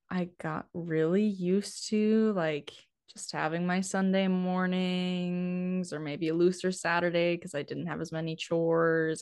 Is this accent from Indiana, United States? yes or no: no; Steele, North Dakota, United States; accent: northern; also born or lived in Nebraska; I'm originally from North Dakota. So my hometown is Steele, which is about forty miles east of Bismarck